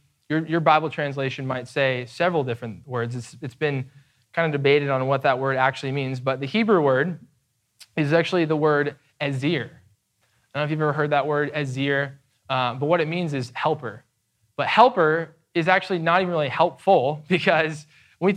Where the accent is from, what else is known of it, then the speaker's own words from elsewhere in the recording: United States; we are American evangelicals